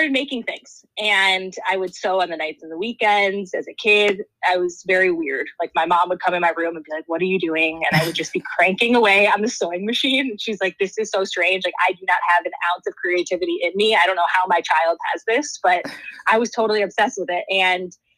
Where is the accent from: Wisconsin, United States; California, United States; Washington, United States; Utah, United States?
Wisconsin, United States; I grew up in Wisconsin in a relatively small town.